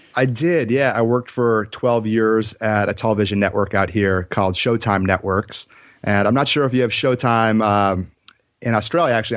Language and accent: English; Minneapolis, Minnesota, United States; moved away as an adult; now in Los Angeles, United States; I'm originally from Minneapolis, Minnesota